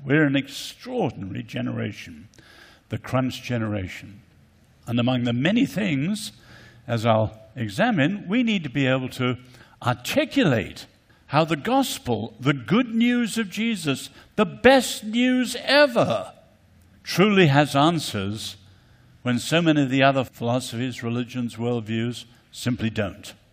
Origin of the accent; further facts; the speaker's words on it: Ireland; also born or lived in China; coming from Ireland